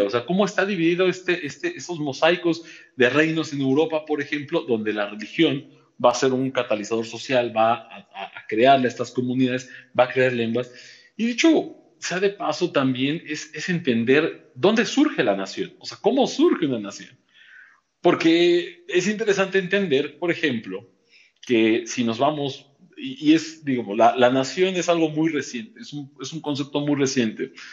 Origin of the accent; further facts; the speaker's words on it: Mexico; buenos mexicanos